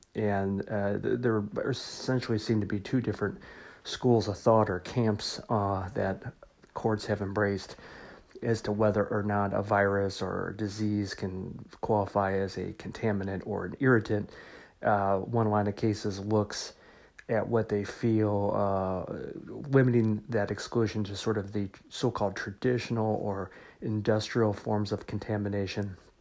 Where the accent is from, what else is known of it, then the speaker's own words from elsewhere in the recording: Missouri, United States; my home state of Missouri